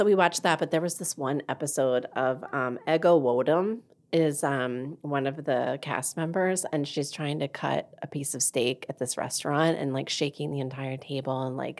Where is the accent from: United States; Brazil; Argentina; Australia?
United States; Delaware; I'm from Delaware